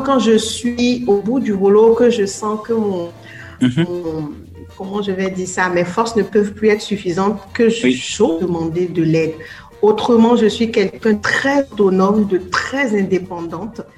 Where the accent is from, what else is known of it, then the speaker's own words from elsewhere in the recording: Benin; moved away as an adult; also born or lived in France; j'avais mhm. déjà 21 ans quand j'ai quitté le Bénin